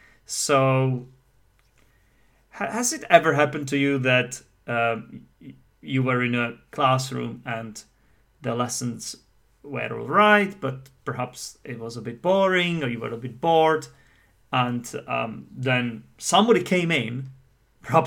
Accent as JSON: {"language": "English", "country": "United Kingdom", "said": "what happens is that as a Brit"}